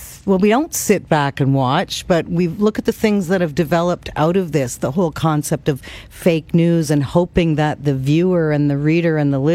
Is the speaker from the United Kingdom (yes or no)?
no; Kitchener, Ontario, Canada; moved away; I was in my hometown